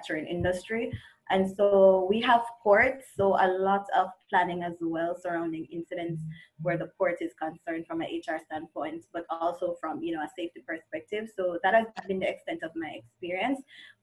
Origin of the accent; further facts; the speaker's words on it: Jamaica; moved away as an adult; now in Canada; I'm originally from Jamaica, migrated to Canada at the end of 2017